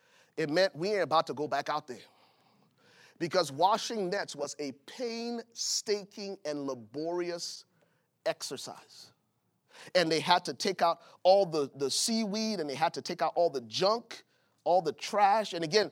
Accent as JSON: {"language": "English", "town": "Buchanan", "region": "Grand Bassa County", "country": "Liberia", "tie": "born or raised there", "said": "I remember growing up in Buchanan, Liberia. It was a coastal city, and the fishermen would come, man."}